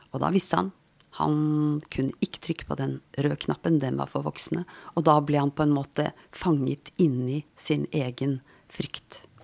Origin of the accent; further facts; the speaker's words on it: Asker, Akershus, Norway; Jeg vokste opp på Dikemark, altså Dikemark psykiatrisk sykehus